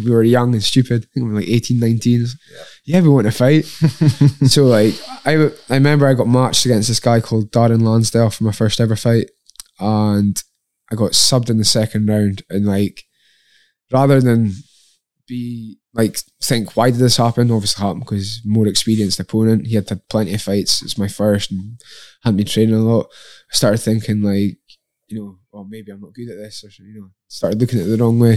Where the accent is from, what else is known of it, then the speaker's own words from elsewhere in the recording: Lossiemouth, Scotland, United Kingdom; also born or lived in Inverness; when I was eight years old, I moved from Inverness to Lossiemouth.